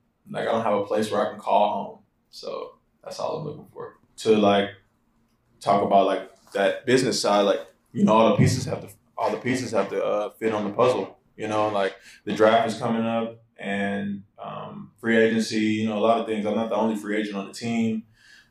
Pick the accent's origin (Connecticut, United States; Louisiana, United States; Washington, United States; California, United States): Louisiana, United States; New Orleans; moved away; also born or lived in Houston, United States / Las Vegas, United States; Like I'm from New Orleans, Louisiana, and then I moved to Houston, Texas in 2005. Then my senior year in high school, I moved to Vegas.